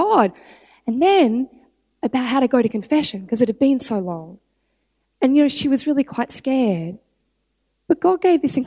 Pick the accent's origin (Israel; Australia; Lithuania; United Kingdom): Australia; I'm Australian